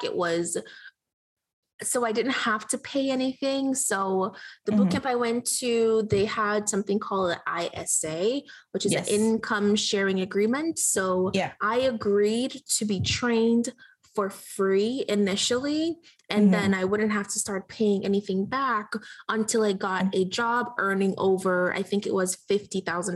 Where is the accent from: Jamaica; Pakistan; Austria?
Jamaica; now in United States; I grew up in Jamaica, and we struggled